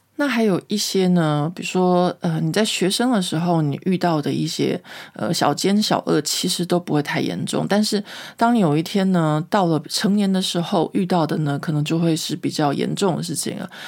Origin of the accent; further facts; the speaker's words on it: Taipei, Taiwan; moved away as an adult; now in France; 我台北人